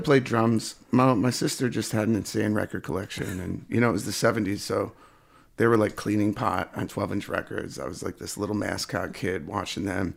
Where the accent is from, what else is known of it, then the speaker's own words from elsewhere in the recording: Sullivan County, New York, United States; now in Rochester, United States; I grew up in, uh, Sullivan County, New York, which is, uh, lower, I guess, downstate from here, Rochester